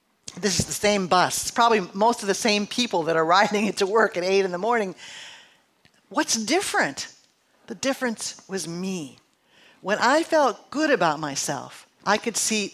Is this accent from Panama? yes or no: no; Midwest, United States; moved away; also born or lived in San Francisco; I'm from the Midwest.